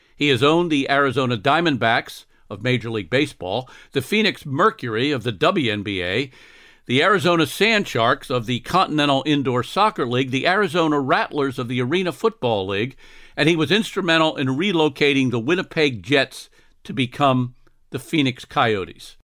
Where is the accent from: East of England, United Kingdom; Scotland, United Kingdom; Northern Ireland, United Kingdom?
Scotland, United Kingdom; I'm Scottish